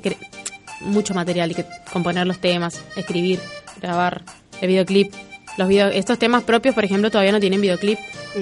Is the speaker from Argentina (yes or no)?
yes; Chaco, Argentina; moved away as an adult; now in Lanús, Argentina; Yo soy del Chaco.